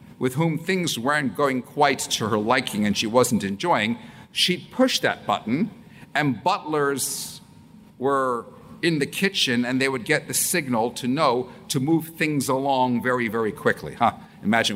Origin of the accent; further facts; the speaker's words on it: Canada; moved away as an adult; now in United Kingdom; I'm Canadian, yes, part of the Commonwealth, and I've been living in the UK now for 32 years